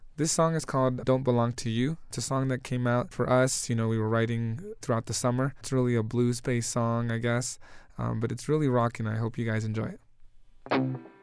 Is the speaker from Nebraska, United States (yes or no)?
no; Denver, Colorado, United States; we grew up basically here in Denver